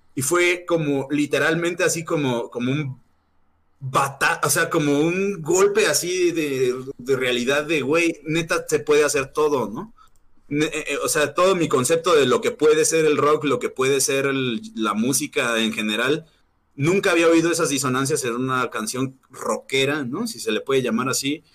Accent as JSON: {"language": "Spanish", "country": "Mexico", "also_born_or_lived": "Morelia, Michoacán / Mexico City", "said": "los mexicanos somos así, eh, los mexicanos tenemos como"}